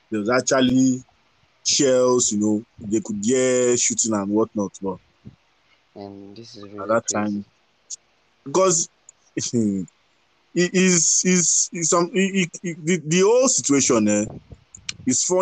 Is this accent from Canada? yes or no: no; Ukraine; English is a second language; They just know that I was born in Ukraine. I go to school in Ukraine. I live and eat, and you know